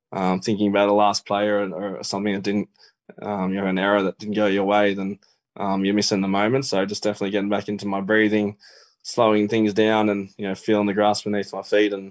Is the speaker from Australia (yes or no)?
yes; Menangle, New South Wales, Australia; I sort of talked about yeah my childhood and growing up in Menangle and my dream to play the NRL.